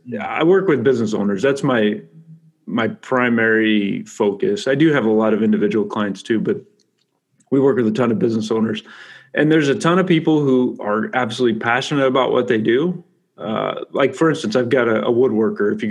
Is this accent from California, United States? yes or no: yes; California, United States; I'm from California